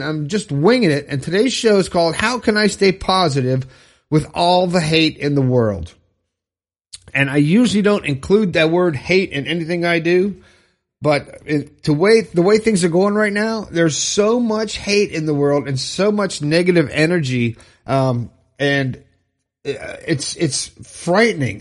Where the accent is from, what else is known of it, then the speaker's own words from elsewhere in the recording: Fort Lauderdale, Florida, United States; Orlando, Florida, my home state. I'm from Fort Lauderdale.